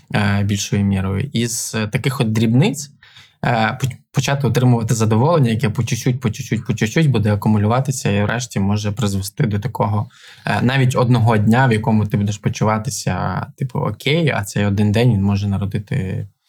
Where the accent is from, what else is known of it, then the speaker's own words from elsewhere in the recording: Ivano-Frankivsk, Ivano-Frankivsk Oblast, Ukraine; now in Kyiv, Ukraine; в Івано-Франківську, це теж моє рідне місто